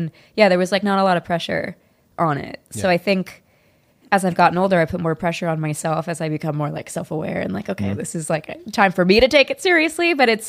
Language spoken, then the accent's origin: English; San Luis Obispo, California, United States; No, born and raised California.